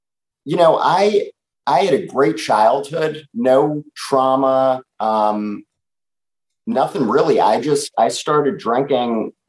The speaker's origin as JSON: {"language": "English", "region": "New York", "country": "United States", "tie": "born or raised there", "said": "I'm a 31-year-old guy living in New York City, born and raised in New York."}